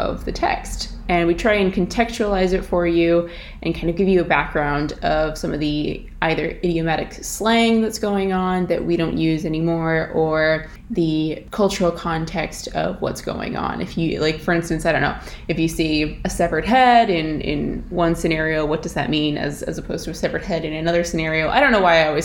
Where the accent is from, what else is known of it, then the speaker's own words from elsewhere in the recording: Alaska, United States; moved away as an adult; now in Ireland; I'm obviously not Irish. I'm originally from Alaska